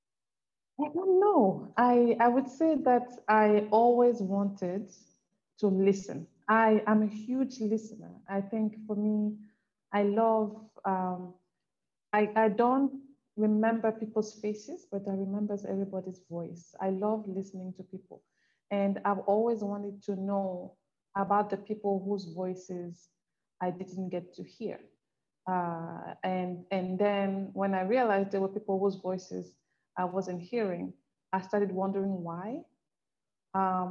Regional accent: Cameroon; I come from Cameroon

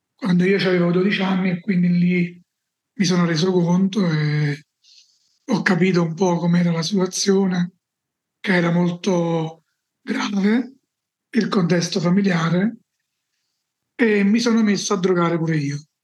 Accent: Salerno, Campania, Italy; Io sono nato nel sud Italia, a Salerno, una città vicino, dove Salerno è conosciuta, diciamo, vicino Napoli, in Campania

